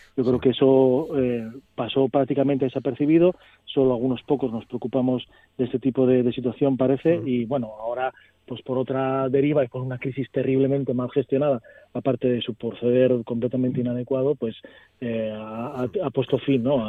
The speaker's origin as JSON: {"language": "Spanish", "region": "Asturias", "country": "Spain", "said": "tanta legitimidad tenemos nosotros como asturianos"}